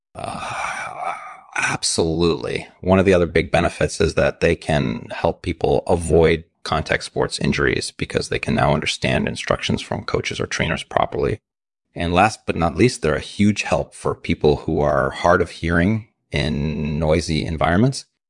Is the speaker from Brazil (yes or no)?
no; Russia; I grew up in Russia